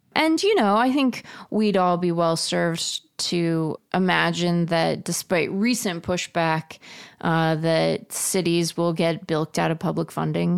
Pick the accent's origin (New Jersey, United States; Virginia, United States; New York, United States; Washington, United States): Washington, United States; Seattle; now in Tempe, United States; I'm a Mariners fan because I grew up in Seattle